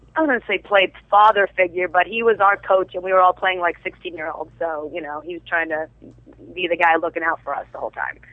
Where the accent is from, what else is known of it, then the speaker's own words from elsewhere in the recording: New York City, New York, United States; accent: Brooklyn; moved away; I'm originally from Brooklyn